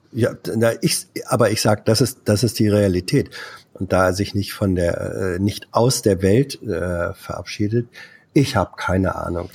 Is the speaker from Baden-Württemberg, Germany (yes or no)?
no; Sarstedt area near Hanover, Lower Saxony, Germany; da, wo ich herkomme, Spasinghausen, wurde Kahlenberger Platt gesprochen.